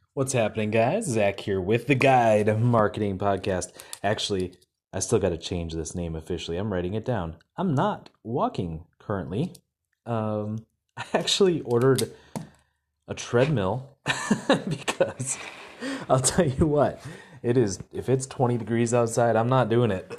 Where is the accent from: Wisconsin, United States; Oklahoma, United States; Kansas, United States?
Wisconsin, United States; I'm from Wisconsin.